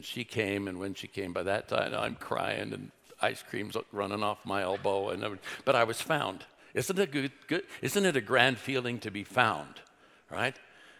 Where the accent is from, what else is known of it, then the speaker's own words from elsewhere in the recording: Oakland, California, United States; moved away; also born or lived in Illinois; I'm a kid from East Oakland.